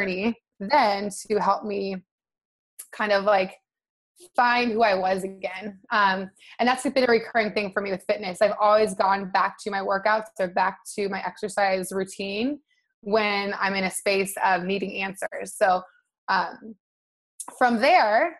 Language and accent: English; Nebraska, United States; now in Santa Monica, United States; I'm from Nebraska originally.